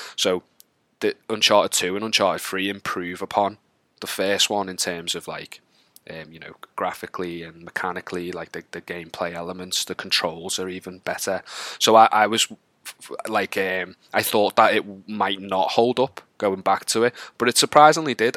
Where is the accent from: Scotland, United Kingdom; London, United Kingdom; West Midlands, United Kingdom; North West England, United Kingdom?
North West England, United Kingdom; Wallasey; also born or lived in Liverpool; I'm from a town called Wallasey, just outside of Liverpool.